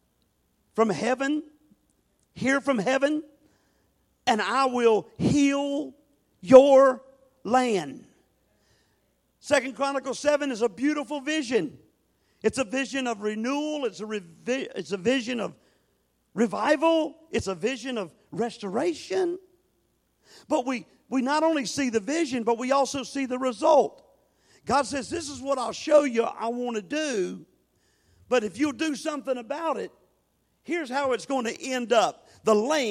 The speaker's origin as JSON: {"language": "English", "town": "Norfolk", "region": "Virginia", "country": "United States", "tie": "born or raised there", "said": "I grew up in alcoholism in Norfolk, Virginia."}